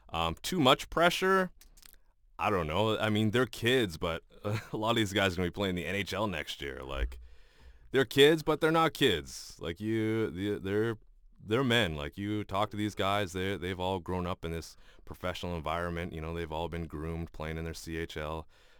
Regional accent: Canada; One, being a Canadian and a hockey fan, it's upsetting when the team you love and cheer for doesn't do well.

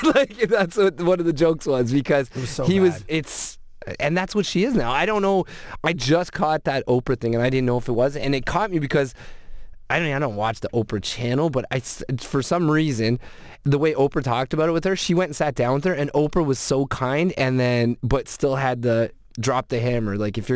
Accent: Scotland, United Kingdom; I'm Scottish

